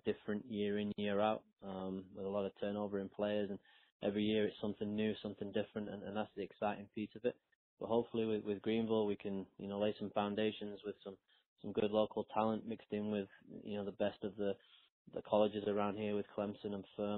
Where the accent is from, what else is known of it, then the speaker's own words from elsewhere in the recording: Sheffield, Yorkshire and the Humber, United Kingdom; moved away as an adult; also born or lived in North Carolina; now in United States; I'm originally from England, from Sheffield, England